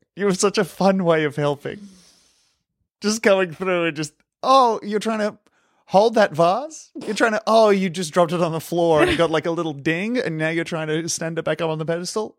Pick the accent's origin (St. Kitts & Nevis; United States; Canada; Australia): Australia; an Australian